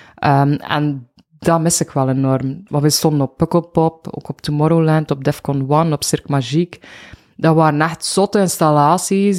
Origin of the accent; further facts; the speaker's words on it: Bruges, Flanders, Belgium; moved away as an adult; now in Ghent, Belgium; ik ben van Brugge. Ja. Eh, ik woon nu 14 jaar in Gent.